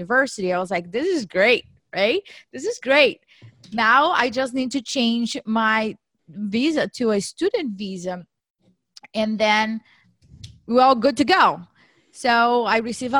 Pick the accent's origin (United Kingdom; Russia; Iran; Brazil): Brazil; moved away as an adult; now in United States; I was born and raised in Brazil